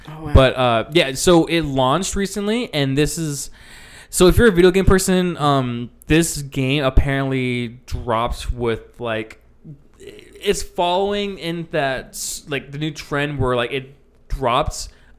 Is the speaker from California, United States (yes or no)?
yes; California, United States; moved away; I grew up in California.